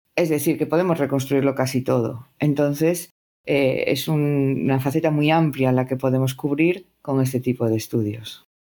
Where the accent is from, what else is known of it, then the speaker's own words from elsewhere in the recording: Spain; soy de España